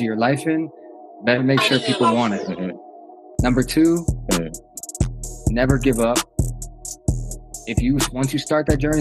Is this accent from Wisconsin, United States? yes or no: yes; Milwaukee, Wisconsin, United States; I grew up in Milwaukee, Wisconsin, the son of two Greek parents